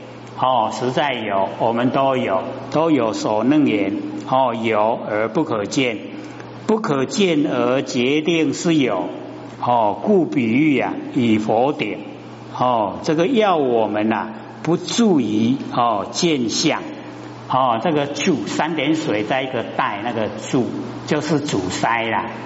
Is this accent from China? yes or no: yes; China; 那我们都哦，我们中国人呐，有简略的那个习性